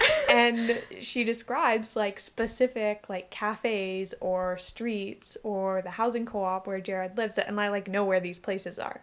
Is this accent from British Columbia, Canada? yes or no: yes; Victoria, British Columbia, Canada; I grew up in Victoria